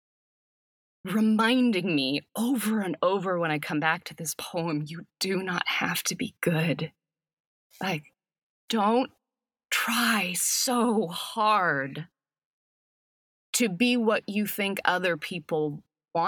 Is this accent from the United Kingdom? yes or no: no; Canada; now in Los Angeles, United States; as a Canadian